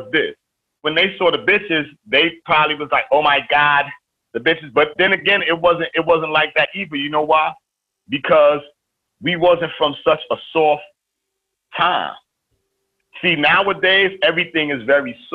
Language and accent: English; New York City, New York, United States; I'm from East New York. I'm from the crack era